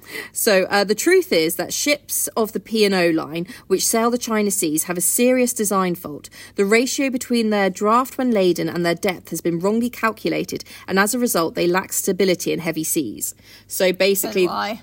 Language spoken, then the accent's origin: English; United Kingdom; accent: British; So I am very British.